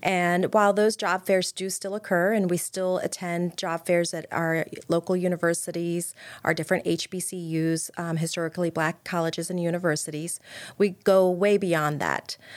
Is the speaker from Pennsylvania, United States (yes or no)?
yes; Pennsylvania, United States; now in Maryland, United States; I'm from Pennsylvania